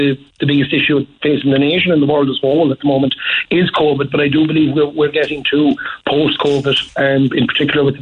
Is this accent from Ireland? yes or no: yes; Ballincollig, Munster, Ireland; I'm Ballincollig based, I'm from Ballincollig.